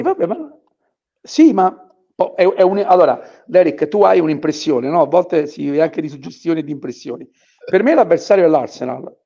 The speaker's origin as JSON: {"language": "Italian", "town": "Naples", "region": "Campania", "country": "Italy", "said": "io sono napoletano"}